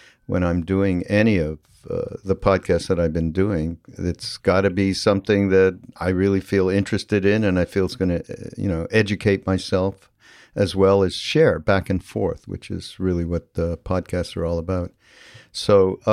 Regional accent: Canada; I have a little bit of a different background because I'm from Canada, which is it is different than growing up in the United States to some degree

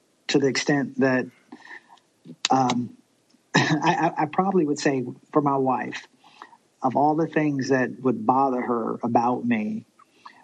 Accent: Virginia, United States; I'm from Virginia

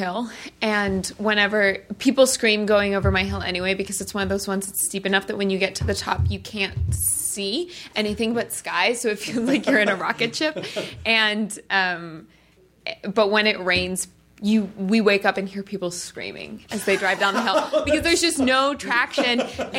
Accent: Colorado, United States; I'm from Colorado, so I know what you mean. But Colorado, even the winter there is so benign.

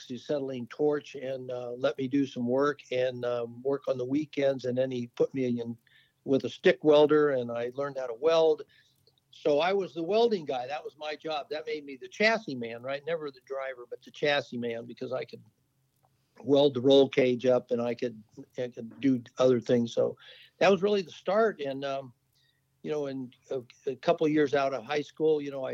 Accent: Napa, California, United States; I grew up in Napa, California, and it wasn't wine country

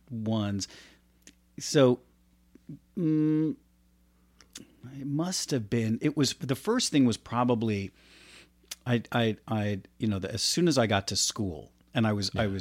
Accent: Florida, United States; also born or lived in New Jersey; now in California, United States; I grew up in Florida

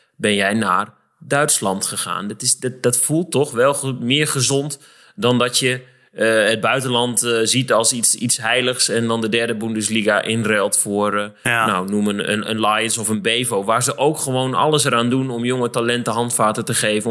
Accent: Barger-Compascuum, Drenthe, Netherlands; als speler van HVC uit de nietige Barger Compascum in Drenthe

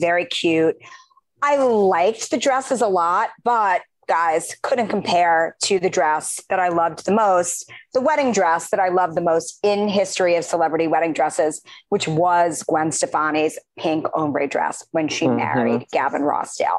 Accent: New York City, New York, United States; he grew up right near where I grew up in Queens.

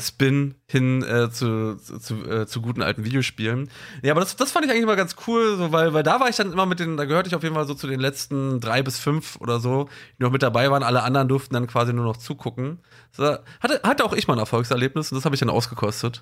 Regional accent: Germany; so bei uns in Deutschland

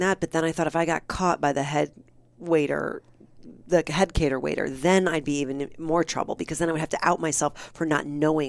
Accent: Midwest, United States; I'm from the Midwest. I don't back down.

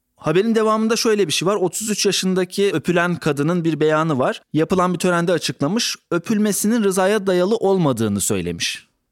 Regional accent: Black Sea Region, Turkey; Ben de Karadenizliyim

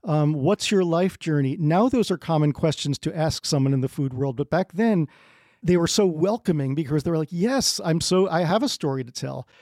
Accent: New Jersey, United States; I'm from New Jersey

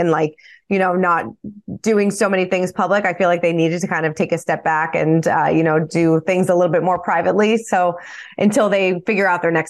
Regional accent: United States; As an American and, you know, living here in the States

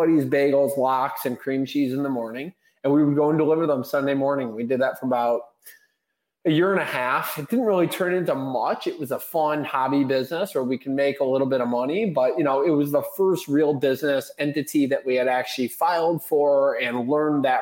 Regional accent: Bloomfield Hills, Michigan, United States; I grew up in Bloomfield Hills, Michigan. Still actually reside in Bloomfield Hills.

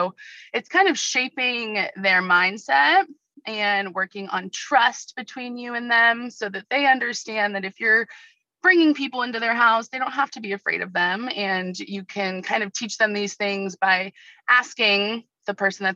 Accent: Ventura County, Southern California, United States; also born or lived in Oregon / San Diego; I wanted to come back to Southern California. It's where I'm from. I grew up in Ventura County.

